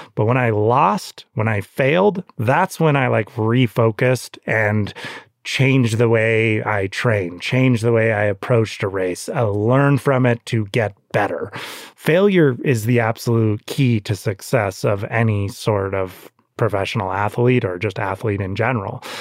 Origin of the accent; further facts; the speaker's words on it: Santa Cruz, California, United States; I grew up in Santa Cruz